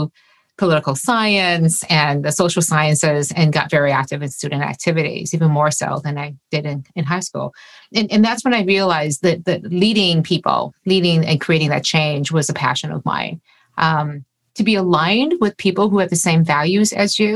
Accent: Detroit, Michigan, United States; I grew up in the Detroit area

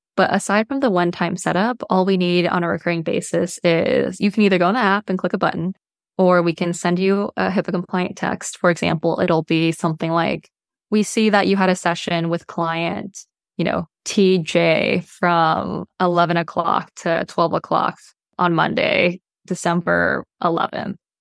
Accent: Bay Area, California, United States; I grew up in the Bay Area in California

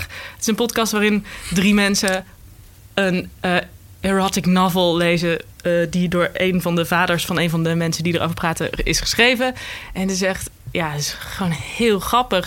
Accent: North Brabant, Netherlands; accent: Brabantse; Ik kom zelf uit Brabant

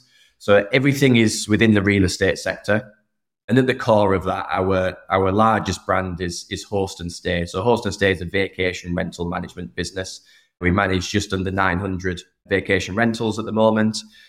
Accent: England, United Kingdom; Soccer's still the kind of the core, which I suppose is right being an Englishman.

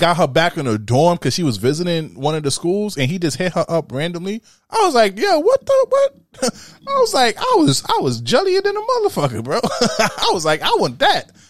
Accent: New York City, New York, United States; I'm from Brooklyn, you know I rap Brooklyn

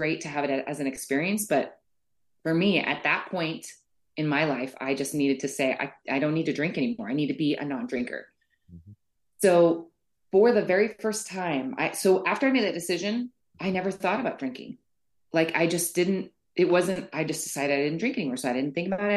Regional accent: Boulder, Colorado, United States; moved away as an adult; I grew up in Boulder, basically from like age, I would say, from birth to 25, I was probably in that area.

